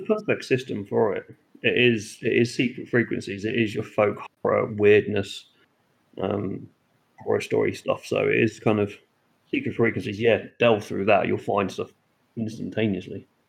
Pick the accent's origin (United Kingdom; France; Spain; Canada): United Kingdom; Norfolk Broads, East of England; I grew up around the Norfolk Broads